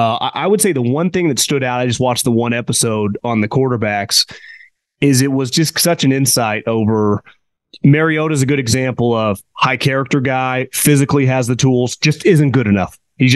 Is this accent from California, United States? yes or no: yes; California, United States; Growing up in Northern California, you talk to anyone that played with Montana.